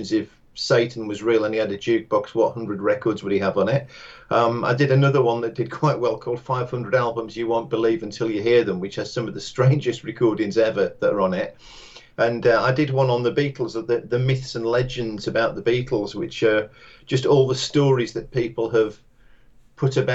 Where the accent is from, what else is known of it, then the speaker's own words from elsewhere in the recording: West Cumbria, North West England, United Kingdom; accent: Cumbrian; the language of West Cumbria where I grew up